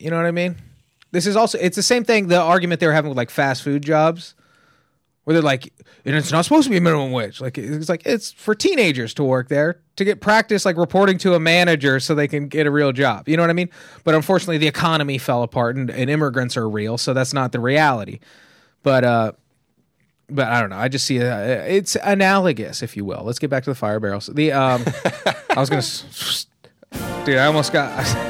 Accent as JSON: {"language": "English", "town": "Tehachapi", "region": "California", "country": "United States", "said": "But I'm from Tehachapi, right?"}